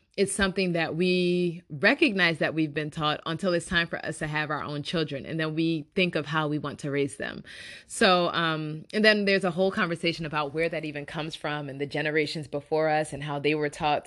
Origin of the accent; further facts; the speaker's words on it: Nigeria; I am Nigerian